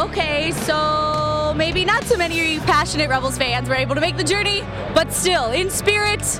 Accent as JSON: {"language": "English", "region": "Ohio", "country": "United States", "said": "You know, Kentucky, I'm from Ohio, so Kentucky's always the ugly stepsister, it seems, to Ohio."}